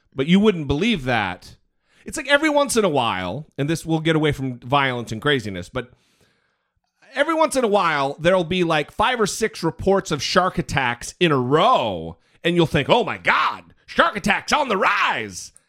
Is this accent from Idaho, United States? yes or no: yes; Idaho, United States; also born or lived in Missouri; I'm from Idaho